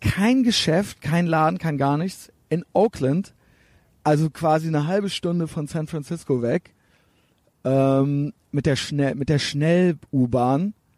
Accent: Germany; Ich bin aus Deutschland

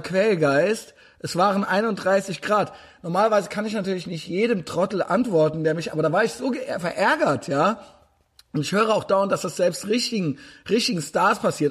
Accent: Koblenz, Rhineland-Palatinate, Germany; Ich komme nämlich aus Koblenz

